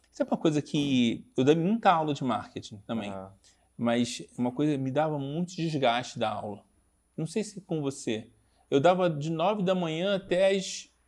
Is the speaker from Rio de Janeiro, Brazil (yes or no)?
yes; Rio de Janeiro, Brazil; Cara, eu vim do Rio. Então, é muita coisa na coxa, cara.